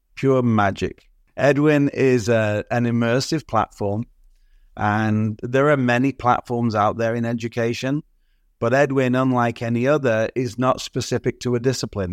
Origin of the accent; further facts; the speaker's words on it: Southport, North West England, United Kingdom; now in Toronto, Canada; I was born in the U K. I grew up in Southport on the northwest coast